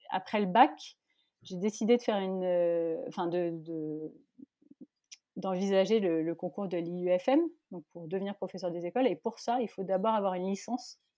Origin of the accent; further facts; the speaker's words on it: Paris region, Île-de-France, France; also born or lived in Malaysia; J'ai grandi en région parisienne, oui. Euh, bah, je suis née loin, je suis née en Malaisie.